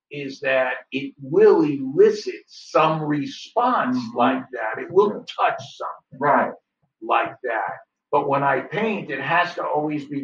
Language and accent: English; New York, United States; I'm a New Yorker.